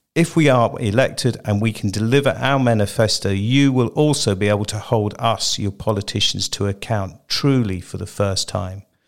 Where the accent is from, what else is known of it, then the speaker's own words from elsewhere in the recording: Jersey; born in Jersey and I have lived here for most of my life